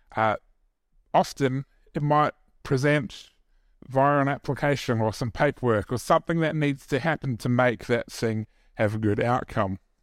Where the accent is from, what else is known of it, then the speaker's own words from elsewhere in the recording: New Zealand; me being Kiwi